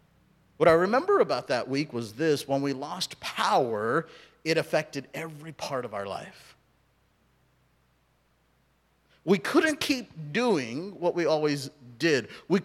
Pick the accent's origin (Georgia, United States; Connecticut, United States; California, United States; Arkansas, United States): California, United States; Southern; also born or lived in India; now in Oregon, United States; I grew up in Southern California, as many of you know. I was born in India, raised in Southern California. And so we didn't have snow